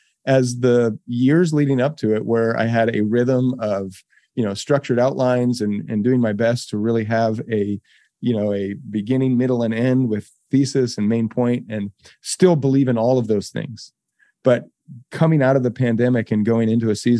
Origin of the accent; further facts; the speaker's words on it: Boise, Idaho, United States; I grew up in Boise. It was a tiny town.